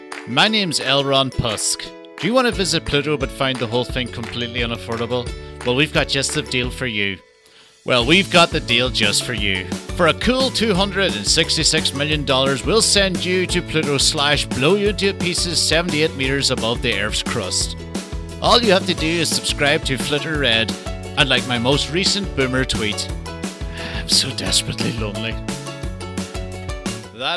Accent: Texas, United States; and as a Texan, you just take, like, on any big board, two people outside the first 100

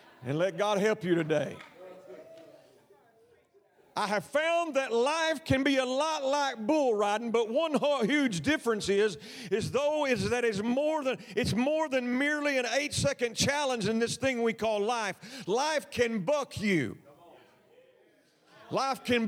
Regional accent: Texas, United States; my home state in Texas

